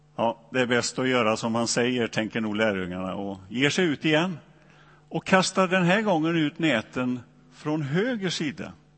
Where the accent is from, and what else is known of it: Donsö, Västra Götaland, Sweden; born or raised there